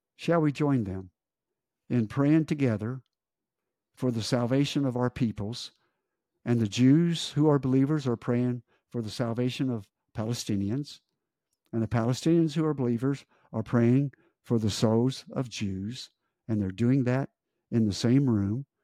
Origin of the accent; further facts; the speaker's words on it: United States; as an American